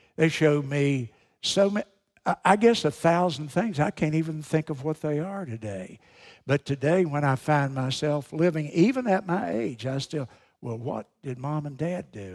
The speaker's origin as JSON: {"language": "English", "country": "United States", "said": "being an American"}